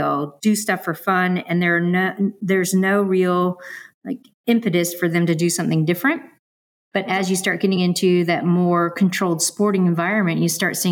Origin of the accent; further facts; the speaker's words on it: San Francisco, California, United States; growing up in San Francisco